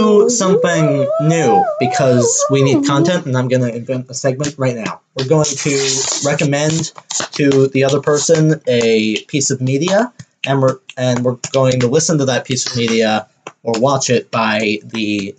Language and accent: English; Deep South, United States; I am not from Canada, y'all. I am from the deep south of the United States of America.